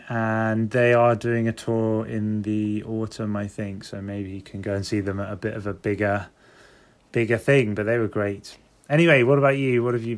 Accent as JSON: {"language": "English", "region": "London", "country": "United Kingdom", "said": "I'm from London."}